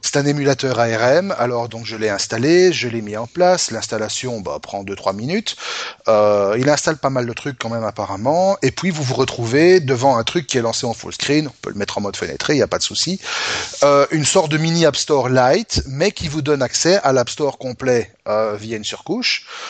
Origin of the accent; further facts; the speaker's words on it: Belgium; chez nous en Belgique